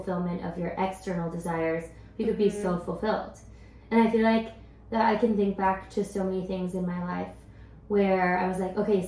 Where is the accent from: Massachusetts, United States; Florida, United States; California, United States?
California, United States; Silicon Valley; growing up in the Silicon Valley